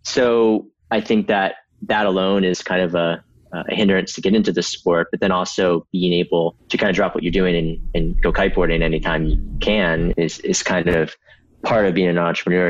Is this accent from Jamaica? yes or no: no; Myrtle Beach, South Carolina, United States; I grew up in Myrtle Beach, South Carolina